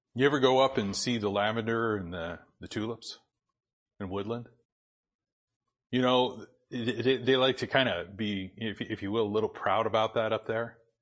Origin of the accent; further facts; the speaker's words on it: Boise, Idaho, United States; moved away; also born or lived in Spokane / Portland; I grew up in Boise.